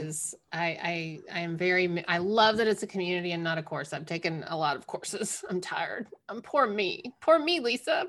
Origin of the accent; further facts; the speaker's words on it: the South, United States; growing up in the South